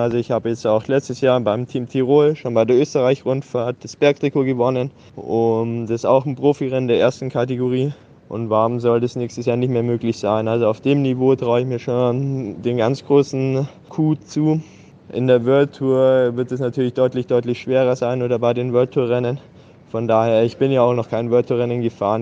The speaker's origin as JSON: {"language": "German", "town": "Augsburg", "region": "Bavaria", "country": "Germany", "said": "22 Jahre alt, bin Augsburger"}